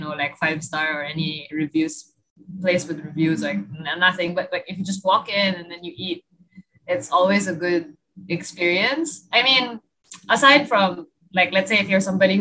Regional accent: Philippines; also born or lived in Japan; I'm a Filipino at heart. Like, give me my puso and soy sauce and barbecue

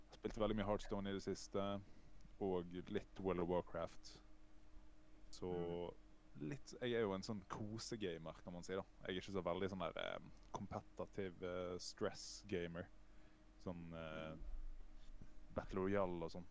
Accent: Os, Vestland, Norway; jeg er jo fra Os sør for Bergen

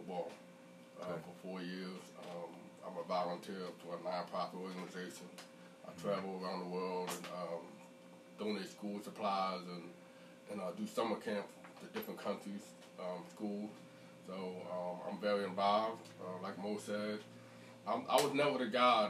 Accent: Yeadon, Pennsylvania, United States; growing up in Yade, 13, 14 years old

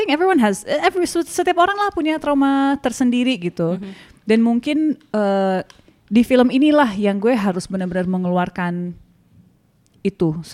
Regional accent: London, United Kingdom; Gue sebenarnya karena gak besar di Indonesia, gue besar di London dan I love Indonesian cinema

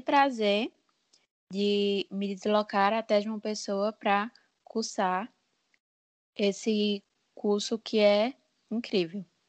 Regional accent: Juazeiro, Bahia, Brazil; moved away as an adult; now in João Pessoa, Brazil; eu sou de Juazeiro, na Bahia

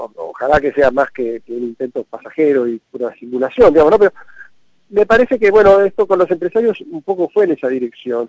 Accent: Argentina

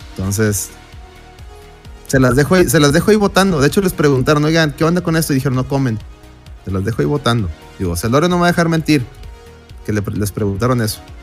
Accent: Mexico; como mexicanos

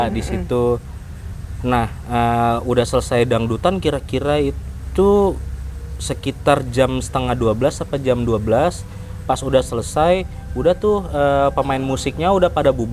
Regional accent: Depok, West Java, Indonesia; Saya dari Depok.

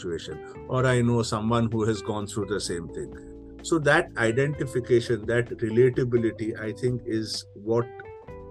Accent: Kolkata, West Bengal, India; moved away as an adult; also born or lived in Mumbai, India / London, United Kingdom; I came back to India, to my hometown in Calcutta, to run my family business, which is homeopathy

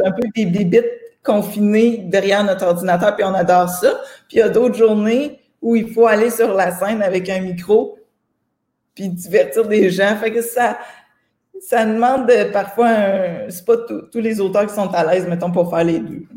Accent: Saint-Pamphile, Quebec, Canada; En fait, je viens d'une petite ville qui s'appelle Saint-Pamphile

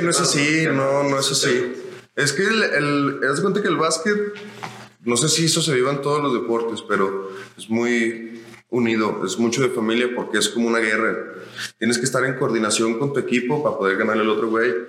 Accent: Zacatecas, Mexico; also born or lived in Chihuahua; como zacatecano

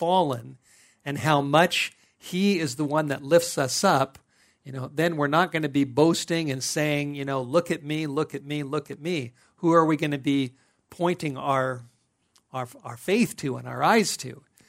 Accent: North Hollywood, California, United States; I grew up in North Hollywood in Southern California.

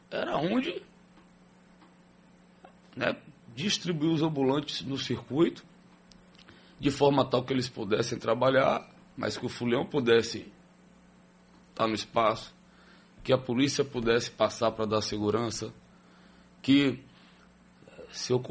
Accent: Aracaju, Sergipe, Brazil; eu sou de Aracaju.

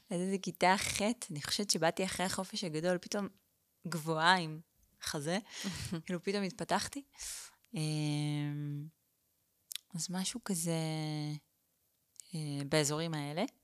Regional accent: Eilat, Southern District, Israel; born there; אז אני נולדתי באילת. ההורים שלי, אימא שלי עברה לשם כדי להיות מורה חיילת, ואבא שלי היה שם אה, קבלן

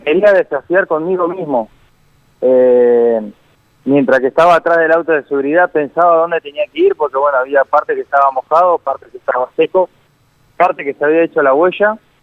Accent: Villa Regina, Río Negro, Argentina; yo soy de Villa Regina

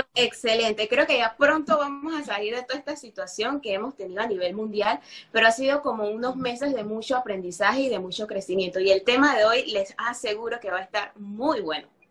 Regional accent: Panama; yo que soy panameña

